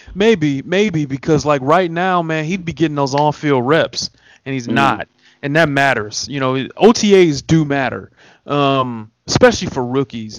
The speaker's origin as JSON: {"language": "English", "town": "Detroit", "region": "Michigan", "country": "United States", "tie": "born or raised there", "said": "I grew up in Detroit"}